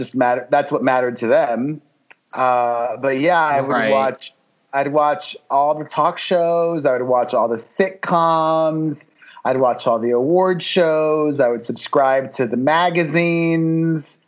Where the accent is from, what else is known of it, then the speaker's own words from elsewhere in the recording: Miami, Florida, United States; moved away as an adult; also born or lived in New York City; now in Los Angeles, United States; grow up in Miami, the son of two Cuban immigrants